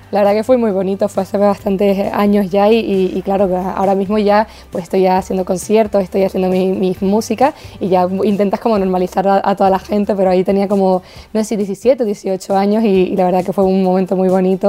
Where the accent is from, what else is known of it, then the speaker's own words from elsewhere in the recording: Los Llanos de Aridane, Canary Islands, Spain; moved away as an adult; now in Madrid, Spain; la isla de La Palma, mi tierra